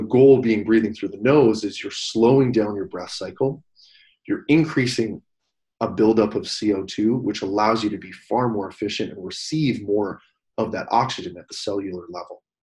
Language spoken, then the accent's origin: English; Canada; as a Canadian